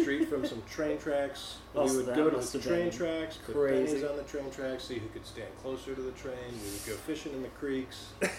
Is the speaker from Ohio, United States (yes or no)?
yes; Bay Village, Ohio, United States; now in Gainesville, United States; I grew up in Cleveland.